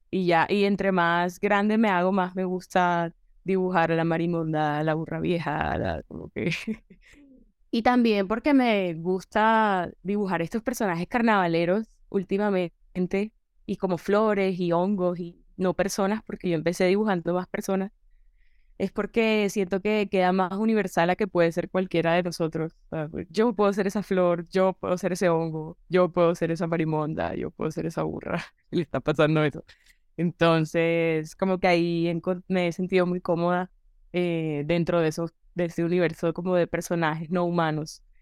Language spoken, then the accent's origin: Spanish; Caribbean Region, Colombia; desde el, lugar donde crecí, o sea, el, Caribe es muy irreverente, es incorrecto y pues yo, ese es como que el humor con el que crece uno por default